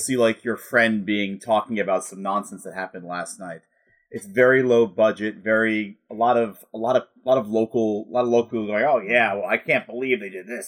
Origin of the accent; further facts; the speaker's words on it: New York, United States; as a New Yorker who was, who was downtown during nine eleven and saw a lot of, a lot firsthand, I wasn't in the towers or anything, but I was going to school